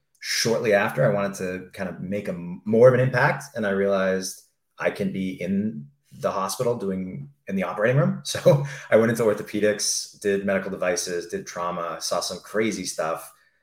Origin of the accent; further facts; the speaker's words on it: Mission Viejo, California, United States; I grew up in Orange County, California. So Mission Viejo, Aliso Viejo area.